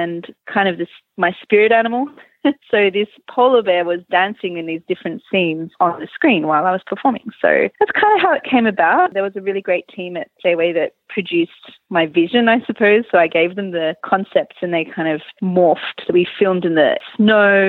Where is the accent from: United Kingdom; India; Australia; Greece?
Australia; Melbourne, Victoria; now in Malmö, Sweden; I'm originally from Melbourne in Australia